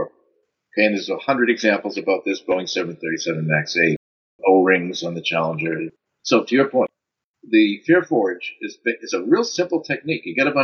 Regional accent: United States; also born or lived in Netherlands; As an American

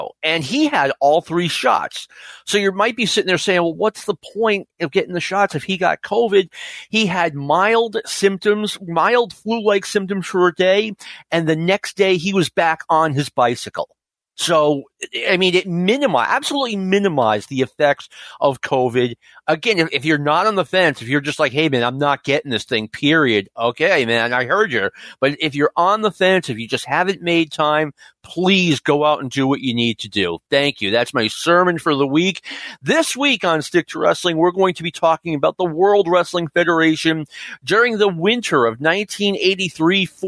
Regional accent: Nashua, New Hampshire, United States; I grew up in Nashua, New Hampshire around here

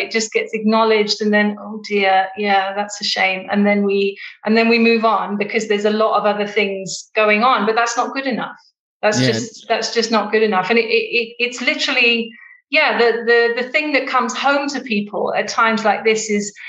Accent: United Kingdom; now in Johannesburg, South Africa; I live in Johannesburg in South Africa, and although I'm British

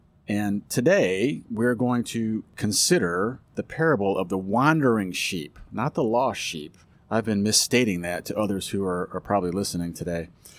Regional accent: Fort Sill, Oklahoma, United States; born there; I was born. I was born in Fort Sill Army Hospital.

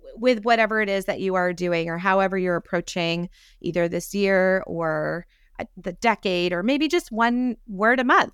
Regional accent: upstate New York, United States; now in Texas, United States; someone who lives in Texas but grew up in New York

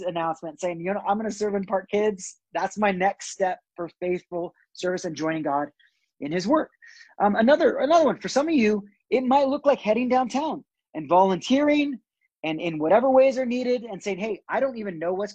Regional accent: Brazil; also born or lived in California; now in Denver, United States; I was born in California. I was raised in Brazil

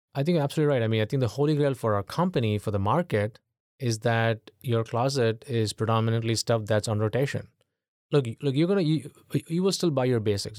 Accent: India; moved away as an adult; now in United States; I grew up in, in India in the eighties

